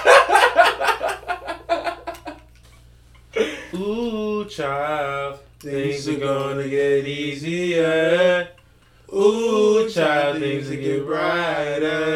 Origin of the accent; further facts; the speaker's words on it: United States; being an American